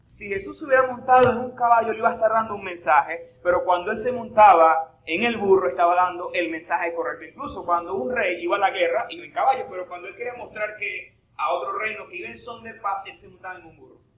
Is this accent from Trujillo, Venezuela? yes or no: no; Eastern Shore of Lake Maracaibo, Zulia, Venezuela; accent: maracucho; Soy de la costa oriental del lago